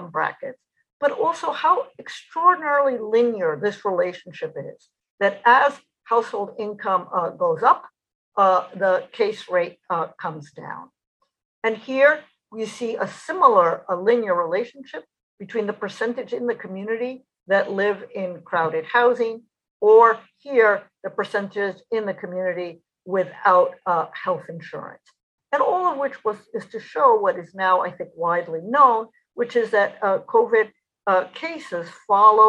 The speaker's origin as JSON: {"language": "English", "region": "East Coast", "country": "United States", "tie": "born or raised there", "said": "I grew up on the East Coast"}